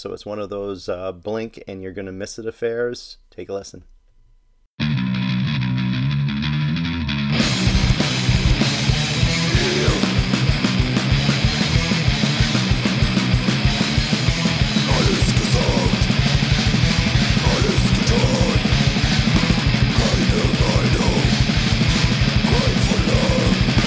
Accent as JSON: {"language": "English", "town": "Toronto", "region": "Ontario", "country": "Canada", "tie": "born or raised there", "said": "Off to my hometown of Toronto"}